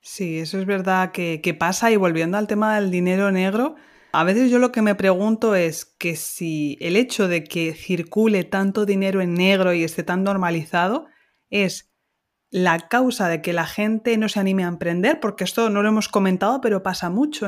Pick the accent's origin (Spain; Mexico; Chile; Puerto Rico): Spain; Ciudad Real, Castilla-La Mancha; Ciudad Real, que es mi ciudad de origen en Castilla-La Mancha